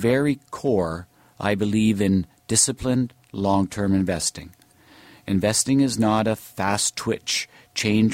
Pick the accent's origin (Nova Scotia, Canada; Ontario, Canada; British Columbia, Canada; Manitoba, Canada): Ontario, Canada; Hamilton; now in Toronto, Canada; I grew up in Hamilton